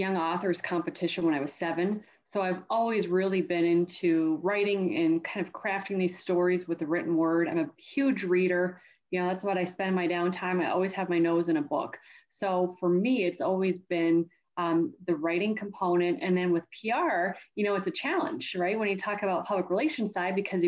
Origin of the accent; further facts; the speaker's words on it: Canada; And I grew up in Canada. And at the time, we used to have 5 years of high school in our province.